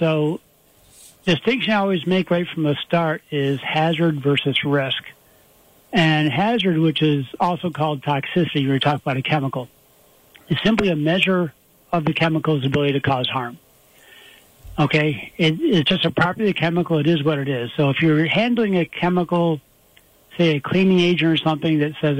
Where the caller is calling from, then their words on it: Homer, New York, United States; I'm at home right now in town of Homer, right near Cortland.